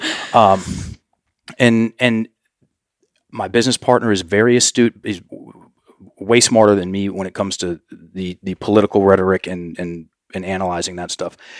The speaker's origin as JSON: {"language": "English", "country": "United States", "said": "we as Americans, well, if I'm an American"}